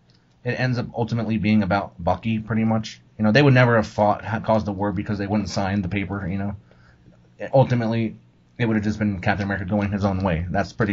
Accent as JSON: {"language": "English", "region": "Oklahoma", "country": "United States", "said": "I'm from Oklahoma"}